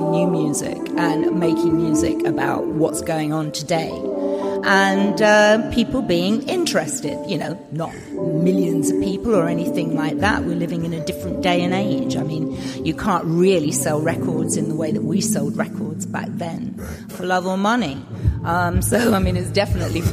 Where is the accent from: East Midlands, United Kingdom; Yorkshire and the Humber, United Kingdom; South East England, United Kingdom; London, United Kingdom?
London, United Kingdom; Romford; moved away as an adult; also born or lived in Coventry; I was originally from Romford and sort of, you know, got myself to Coventry and things like that to study